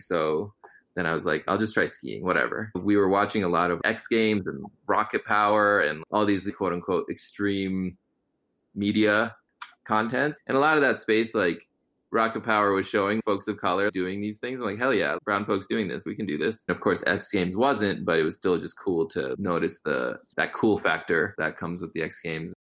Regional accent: Connecticut, United States; also born or lived in Gujarat, India; mostly just saw folks with two legs and primarily white folks growing up in Connecticut

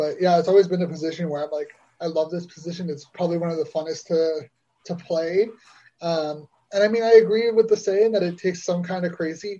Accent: Ottawa, Ontario, Canada; So I would play Canadian. I mean, I didn't play high school because it's actually, in Ottawa at leas

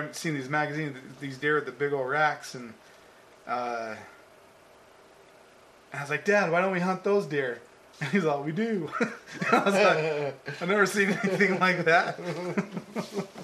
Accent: Las Vegas, Nevada, United States; I grew up in Las Vegas.

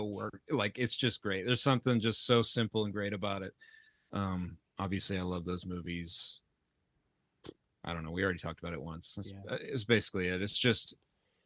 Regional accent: the South, United States; We grew up in the South

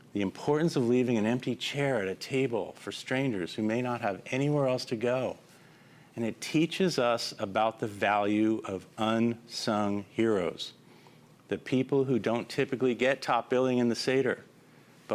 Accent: Los Angeles, California, United States; my hometown of Los Angeles

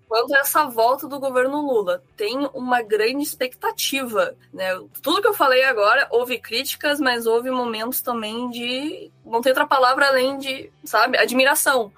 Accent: Rio Grande, Rio Grande do Sul, Brazil; eu sou do Rio Grande do Sul, da cidade de Rio Grande

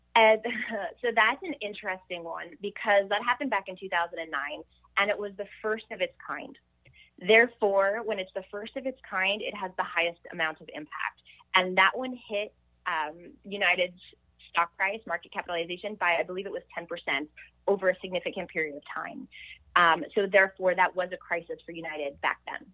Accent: Montreal, Quebec, Canada; I grew up in Montreal

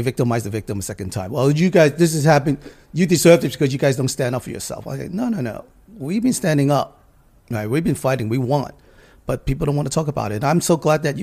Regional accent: New York City, New York, United States; also born or lived in Harlem, New York City; growing up in Chinatown

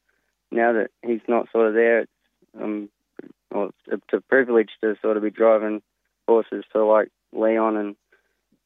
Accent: Tamworth, New South Wales, Australia; I moved back home from the Roach Junior Stables, and I'm back in Tamworth

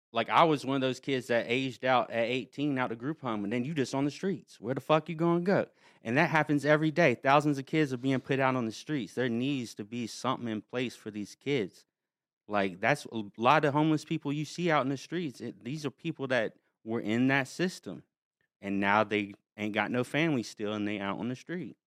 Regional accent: North Carolina, United States; I was from North Carolina, from a small town, like, no one goes anywhere

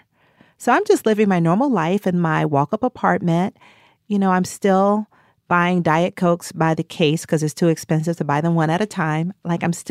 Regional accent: the South, United States; also born or lived in Atlanta; now in New York City, United States; I'm a Southerner.

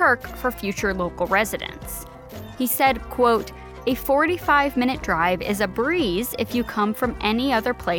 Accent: Arizona, United States; I was born and raised in Arizona, and I've lived in Peoria, Glendale, Tempe, Scottsdale, the northern and western edges of Phoenix

